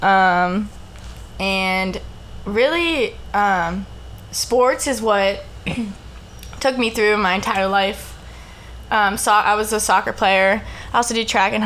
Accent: Lower Burrell, Pennsylvania, United States; moved away as an adult; also born or lived in Staten Island, New York; I grew up in Lower Burrell

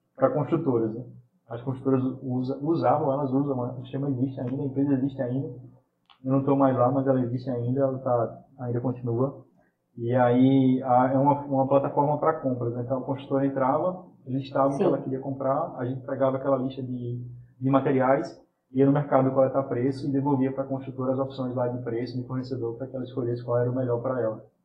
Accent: Caruaru, Pernambuco, Brazil; moved away as an adult; now in Recife, Brazil; eu sou de Caruaru, vim para Recife para estudar

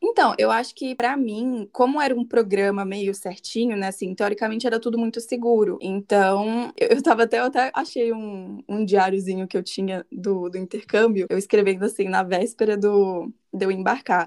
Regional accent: Brasília, Federal District, Brazil; tenho 23 anos, sou de Brasília

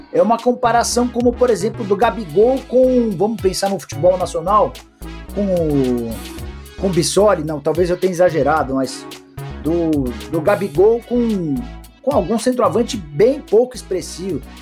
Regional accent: Brazil

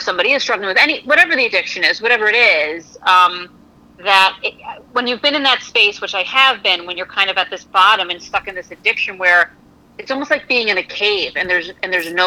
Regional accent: Connecticut, United States; I'm from Connecticut, not Kentucky

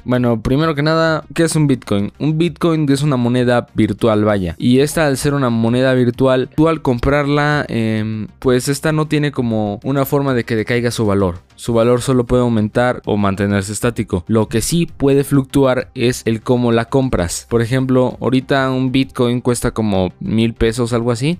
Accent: Mexico; mi país México

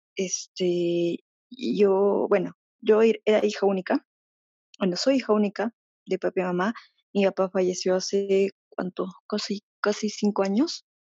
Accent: Peru; yo soy de Perú

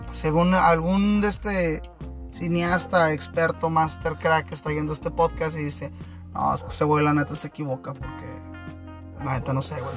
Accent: Tijuana, Baja California, Mexico

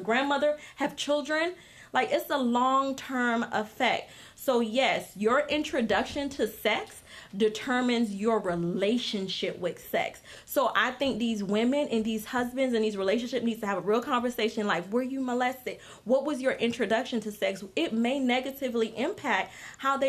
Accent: Haiti; now in United States; I wasn't born here. I'm from Haiti

